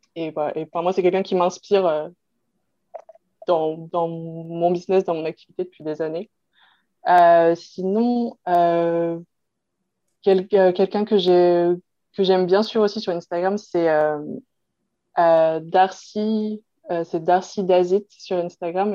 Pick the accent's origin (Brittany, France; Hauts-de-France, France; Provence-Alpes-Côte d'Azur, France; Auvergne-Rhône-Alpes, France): Brittany, France; la Bretagne, ben, c'est ma région, euh, pour le coup, je suis bretonne d'origine, donc c'est, c'est vraiment ma région